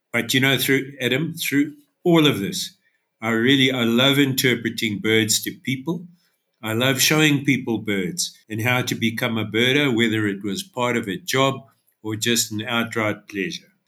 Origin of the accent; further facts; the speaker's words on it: Durban, KwaZulu-Natal, South Africa; now in Underberg, South Africa; I was born and bred in Durban